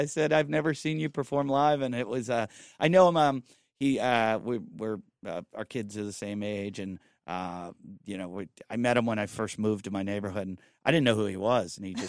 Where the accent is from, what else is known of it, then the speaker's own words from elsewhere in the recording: Pittsburgh, Pennsylvania, United States; moved away; that's where I was born, in the football capital of the world.